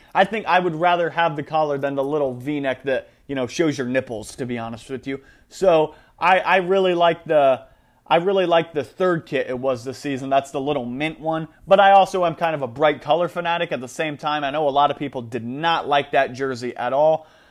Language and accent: English; United States; as like an American guy